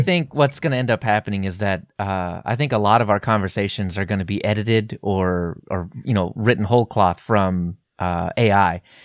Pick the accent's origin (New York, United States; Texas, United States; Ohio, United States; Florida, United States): Texas, United States; my inner Texan